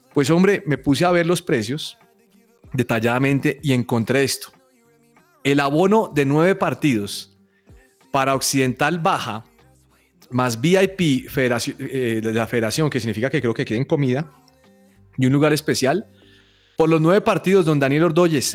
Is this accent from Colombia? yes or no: yes; Colombia; soy colombiano